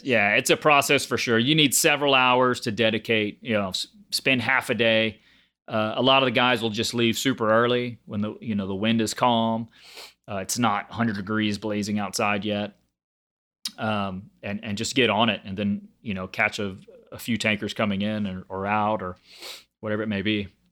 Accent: Galveston, Texas, United States; I grew up on Galveston Island. So just a little barrier island about an hour south of Houston.

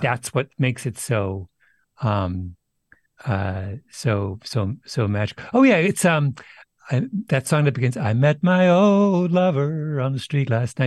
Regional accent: Canada; growing up in Canada without a T V

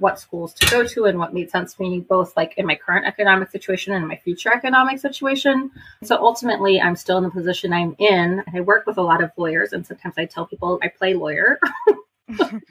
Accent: Austin, Texas, United States; somebody who's grown up here for, I'm 40 now, so my entire life.

